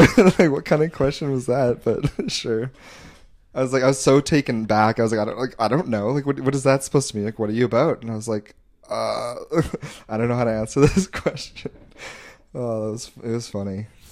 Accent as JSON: {"language": "English", "town": "Calgary", "region": "Alberta", "country": "Canada", "said": "I'm from Calgary"}